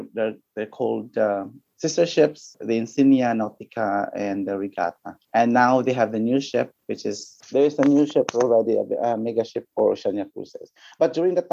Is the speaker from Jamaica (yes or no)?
no; Philippines; from my batch I was the only from the Philippines